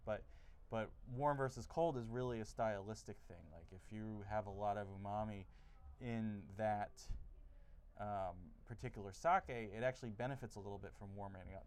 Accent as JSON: {"language": "English", "region": "New Jersey", "country": "United States", "tie": "born or raised there", "said": "I'm originally from New Jersey"}